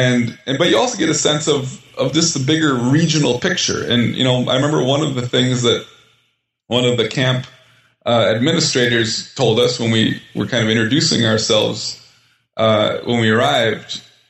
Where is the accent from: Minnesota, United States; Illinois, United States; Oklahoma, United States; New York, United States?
Minnesota, United States; I grew up in Minnesota.